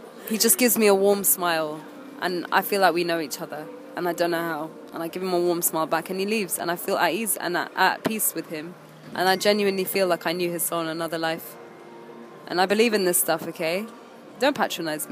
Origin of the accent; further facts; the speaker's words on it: United Kingdom; also born or lived in Egypt; I'm a British Egyptian